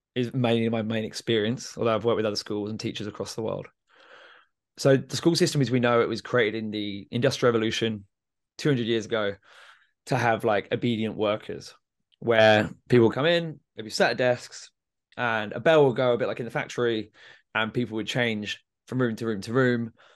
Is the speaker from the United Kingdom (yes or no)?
yes; Milton Keynes, South East England, United Kingdom; I'm from Milton Keynes